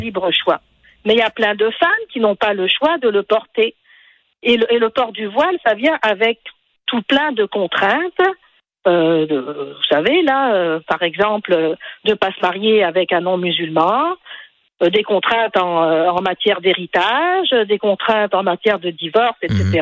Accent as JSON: {"language": "French", "country": "Tunisia", "moved": "yes", "lives_now": "Quebec, Canada", "said": "je suis tunisienne"}